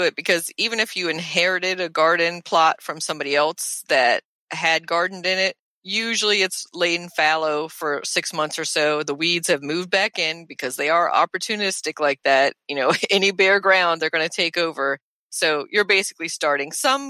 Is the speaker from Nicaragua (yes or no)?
no; Nuremberg, Bavaria, Germany; born there; My mom's side of the family is German, and she's German, and I was born in Nuremberg.